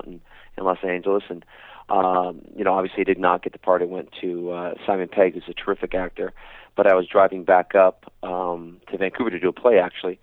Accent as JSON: {"language": "English", "town": "Paisley", "region": "Scotland", "country": "United Kingdom", "tie": "born or raised there", "accent": "Scottish", "said": "I was born in Paisley, Scotland, and, you know, hence the Scottish accent"}